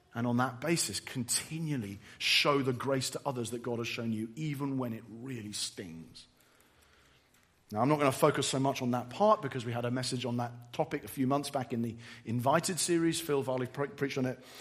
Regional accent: England, United Kingdom; I'm English

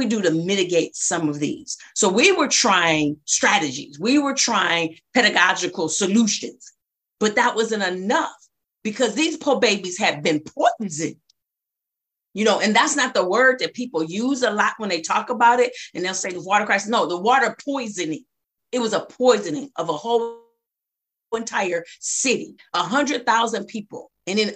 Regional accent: Flint, Michigan, United States; also born or lived in Ypsilanti, Michigan; now in Detroit, United States; I went to elementary school in Flint, moved away from middle school, came back my last year of high school

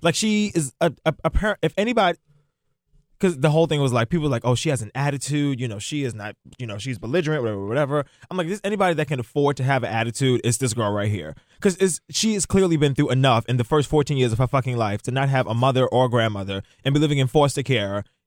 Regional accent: New York, United States; growing up in New York

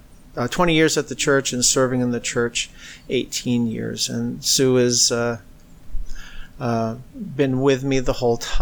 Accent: New England, United States; moved away as an adult; now in California, United States; Originally, we came from the New England area.

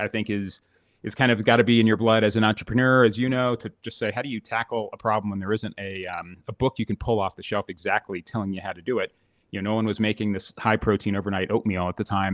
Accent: Florida, United States; moved away; I grew up in Florida

